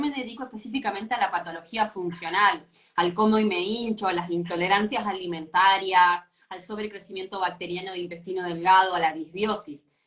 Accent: Argentina; moved away as an adult; now in Punta del Este, Uruguay; soy argentina igual, ¿eh? Claro, soy argentina, pero me mudé hace dos años a, a Uruguay con mi familia.

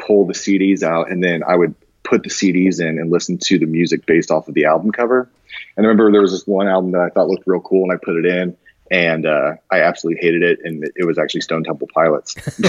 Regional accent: Japan; And so I grew up mostly overseas. I grew up mostly in Japan, during my formative years, about like 8 years, 11 years, something like that.

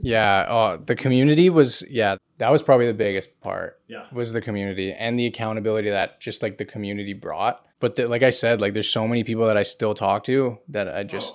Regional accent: King City, Ontario, Canada; I am from King City, so it's like 40 minutes north of Toronto.

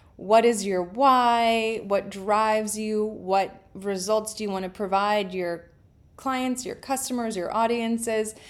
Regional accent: Canada; I'm Canadian

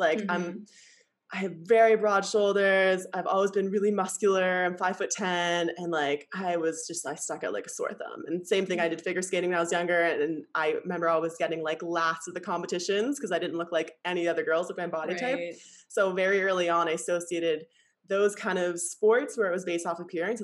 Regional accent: Canada; now in Bali, Indonesia; I'm Canadian

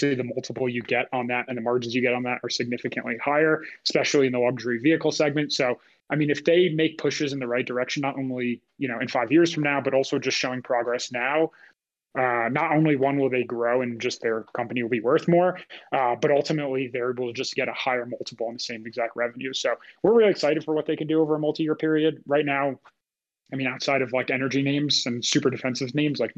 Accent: United States; as an American

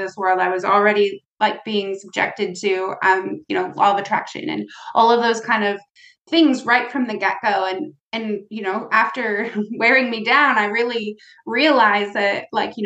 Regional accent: United States; I'm from the United States

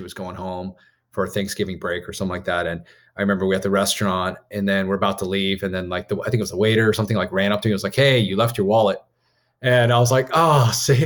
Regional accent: Maryland, United States; I went to school in Maryland. I'm from Maryland

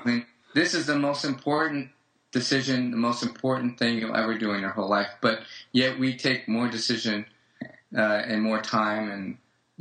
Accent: United States; I'm an American. I'm about as American as it gets in my family history

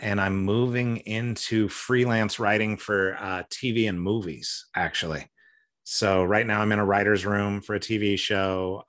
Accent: San Francisco Bay Area, California, United States; moved away as an adult; also born or lived in Connecticut / Missouri / Seattle / Asia; now in Portland, United States; I grew up mostly in California. We moved a bit when I was a kid

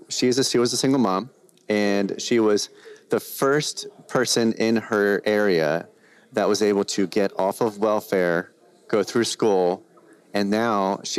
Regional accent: Baltimore, Maryland, United States; born there; also born or lived in New Jersey; now in California, United States; Like, for example, myself, I was born in Baltimore and then I moved to New Jersey. Then I met my wife. I moved to California.

